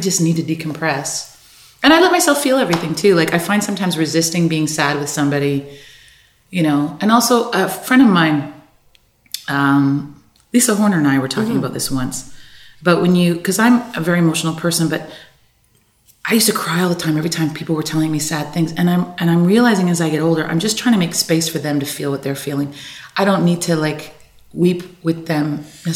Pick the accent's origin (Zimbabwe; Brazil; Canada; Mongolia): Canada; I'm being so Canadian about it